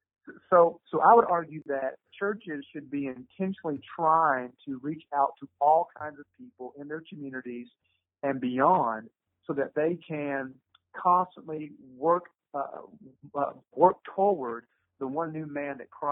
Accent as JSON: {"language": "English", "region": "Eastern Kentucky", "country": "United States", "tie": "born or raised there", "moved": "yes", "lives_now": "Louisville, United States", "said": "I grew up in Eastern Kentucky, a very racist part of Eastern Kentucky. And in my little town, there were not a lot of minorities there."}